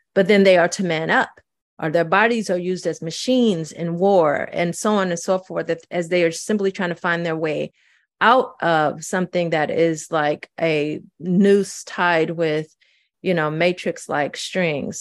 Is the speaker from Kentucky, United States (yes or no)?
no; St. Louis, Missouri, United States; also born or lived in Mississippi; I was growing up in Saint Louis